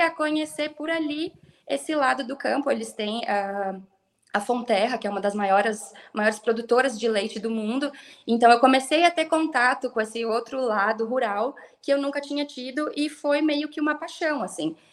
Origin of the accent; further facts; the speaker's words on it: Brasília, Federal District, Brazil; moved away as an adult; also born or lived in Paraná / Gramado / Três Coroas / New Zealand; now in Brasília, Brazil; eu cresci em Brasília